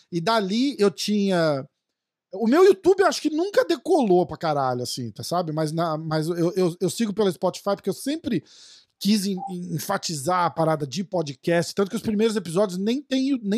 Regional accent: São Paulo, Brazil; Eu sou de São Paulo também.

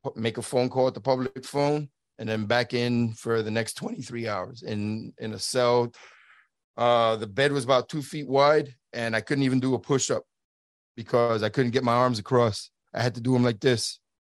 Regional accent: New York City, New York, United States; moved away as an adult; I'm from Brooklyn, New York, born and raised in New York City

